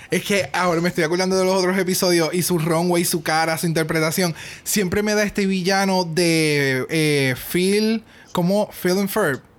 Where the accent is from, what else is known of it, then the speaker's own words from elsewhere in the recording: Spain; Sí soy española y en mi canción hablé en español porque esas son mis raíces y soy muy orgullosa de ser española.